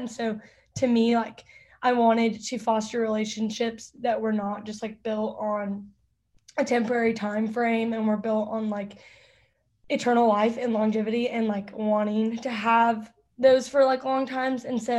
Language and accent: English; Fairview, Texas, United States; moved away as an adult; now in Auburn, United States; I am from Fairview, so I went to Lovejoy, but then decided to go 12 hours from home and go to Auburn.